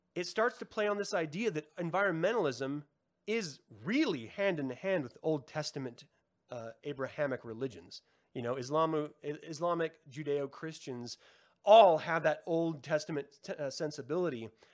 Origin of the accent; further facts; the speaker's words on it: United States; we've been poisoned as an American society